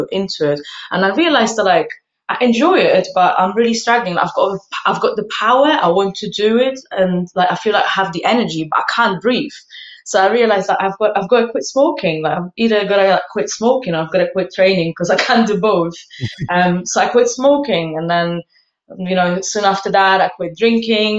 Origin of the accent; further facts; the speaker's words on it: Poland; now in London, United Kingdom; I grew up in Poland